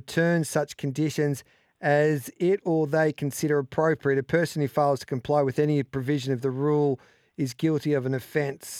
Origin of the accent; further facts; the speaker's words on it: Mildura, Victoria, Australia; I was from Mildura